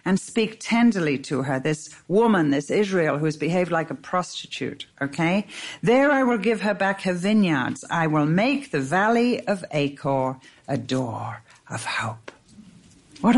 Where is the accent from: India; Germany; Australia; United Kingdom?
United Kingdom; England; I'm English.